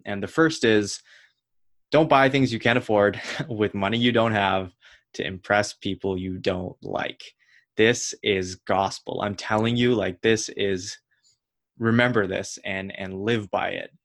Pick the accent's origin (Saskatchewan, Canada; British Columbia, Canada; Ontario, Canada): Ontario, Canada; Ottawa; moved away as an adult; also born or lived in Toronto; I was from Ottawa